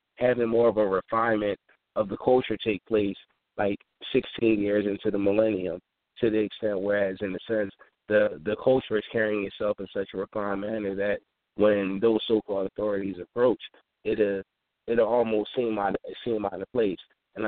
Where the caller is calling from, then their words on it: Philadelphia, Pennsylvania, United States; I'm calling in from West Philly.